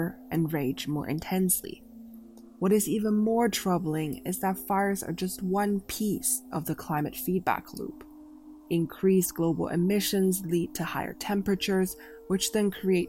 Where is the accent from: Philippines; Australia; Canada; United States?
Canada; Canada, my home country